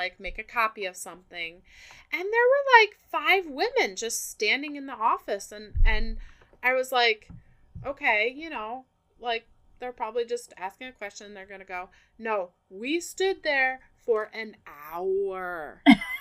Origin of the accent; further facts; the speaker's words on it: Ohio, United States; moved away as an adult; now in Tennessee, United States; I moved from Ohio to Tennessee, to get married